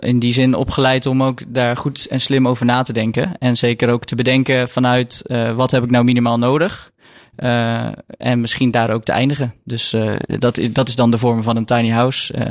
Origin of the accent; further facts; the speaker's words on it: Waddinxveen, South Holland, Netherlands; moved away as an adult; also born or lived in Mechelen; now in 's-Hertogenbosch, Netherlands; ik heb zelf altijd in Waddingsveen gewoond. Dus okay. een dorpje